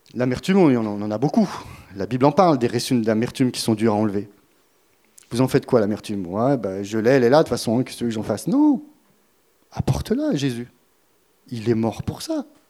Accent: France; on est français, on va le rester jusqu'au bout

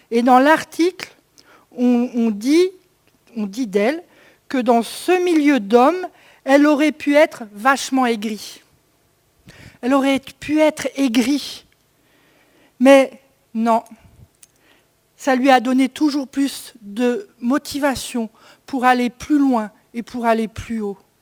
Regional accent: Sainte-Marie-aux-Mines, Grand Est, France; de là où je viens, la vallée de Sainte-Marie-aux-Mines

